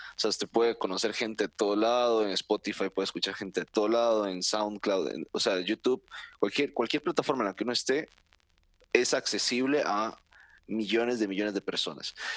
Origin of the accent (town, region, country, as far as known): Costa Rica